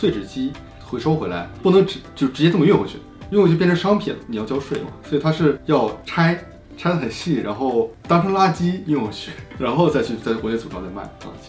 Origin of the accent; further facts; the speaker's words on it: Harbin, Heilongjiang, China; moved away as an adult; now in Japan; 我是我是哈尔滨人，说话比较标准啊。